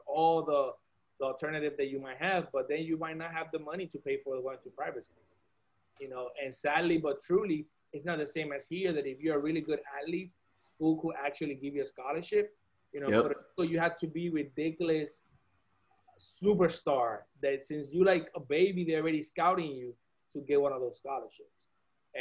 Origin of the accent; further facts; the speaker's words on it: Puerto Rico; moved away; also born or lived in Miami; growing up in Puerto Rico and going to school in Puerto Rico